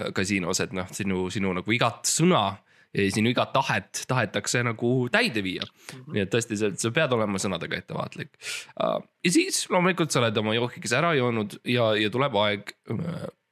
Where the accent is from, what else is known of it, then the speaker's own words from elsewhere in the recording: Estonia; ma olen eestlane